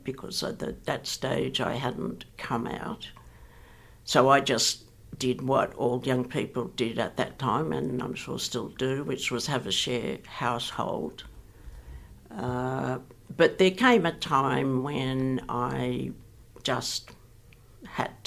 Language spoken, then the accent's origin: English; Sydney, New South Wales, Australia; I grew up in Ashfield, which at the time was a working class, very white, very Anglo suburb.